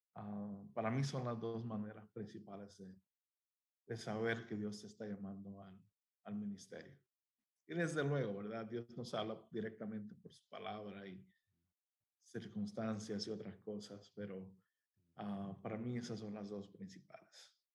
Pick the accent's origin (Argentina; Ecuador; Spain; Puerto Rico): Puerto Rico; now in United States; soy de Puerto Rico. Ah, este, ahí nací, nací, crecí en, en hogar de pastor.